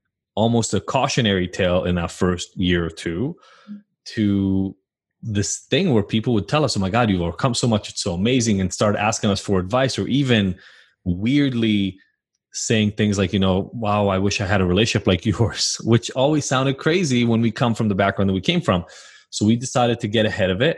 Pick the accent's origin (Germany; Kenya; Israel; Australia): Israel; moved away; I'm from Israel originally, moved here.